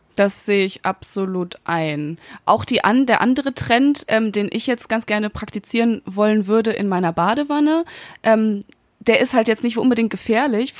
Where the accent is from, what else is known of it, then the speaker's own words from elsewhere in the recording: Münster, North Rhine-Westphalia, Germany; now in Berlin, Germany; Ich bin jetzt seit zwei Wochen in meiner Heimatstadt in Münster